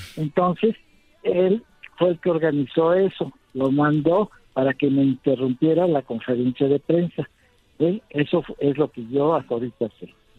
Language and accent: Spanish; Mexico; Yo creo como mexicano